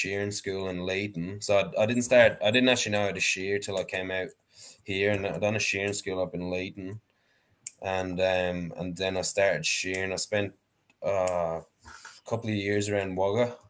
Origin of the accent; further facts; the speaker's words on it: Gorey, County Wexford, Ireland; moved away as an adult; now in Australia; I grew up in Gorey, County Wexford in Ireland